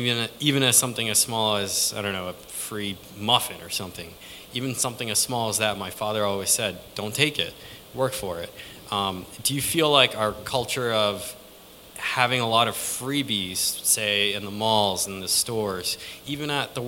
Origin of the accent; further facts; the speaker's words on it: New Jersey, United States; now in New York, United States; From New Jersey. Recently moved to New York